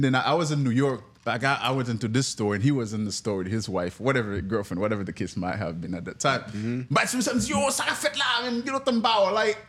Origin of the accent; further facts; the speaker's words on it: Jamaica; Yo, I don't care, I'm from Jamaica.